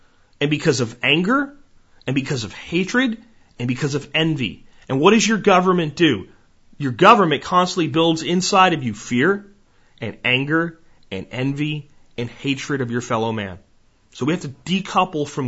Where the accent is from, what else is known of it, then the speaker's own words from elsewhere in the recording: Pennsylvania, United States; When I grew up in Pennsylvania